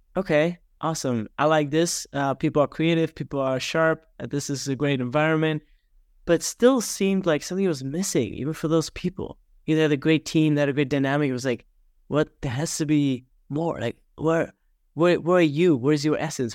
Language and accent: English; small town outside of Regensburg, Bavaria, Germany; now in Naples, Florida, United States; born and raised in Germany, grew up in a small town outside of Regensburg, which is about a hundred miles north of Munich